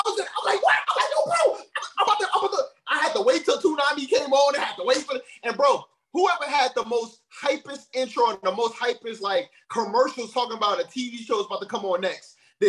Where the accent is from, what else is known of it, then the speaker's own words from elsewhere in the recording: Chicago, Illinois, United States; I'm from the block, man. I'm from the G, man. I'm off from Chi-Town.